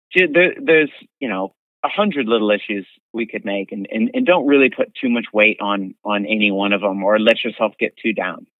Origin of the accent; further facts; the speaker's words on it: East Coast, United States; moved away; I'm from the East Coast and it gets really, really cold